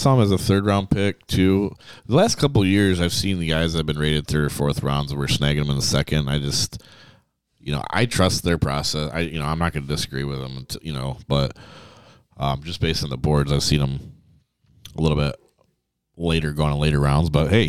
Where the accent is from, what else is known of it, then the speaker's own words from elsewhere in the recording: Canada; And being a Canadian, I thought he would.